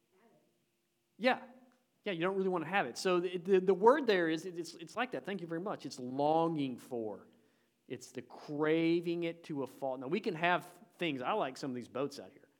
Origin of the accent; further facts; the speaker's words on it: Tennessee, United States; I'm from Tennessee